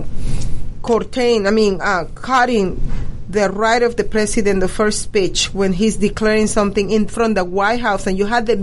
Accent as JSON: {"language": "English", "country": "Venezuela", "moved": "yes", "lives_now": "United States", "said": "because I am Latino, because I am original from Venezuela"}